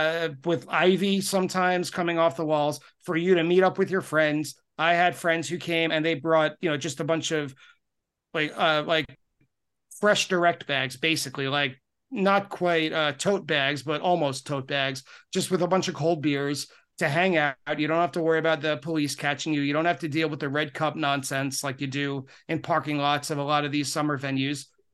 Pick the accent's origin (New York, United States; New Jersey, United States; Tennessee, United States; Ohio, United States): New York, United States; Long Island; now in Queens, United States; having been a lifelong New Yorker, I grew up on Long Island, moved to New York to Queens, which is part of New York City.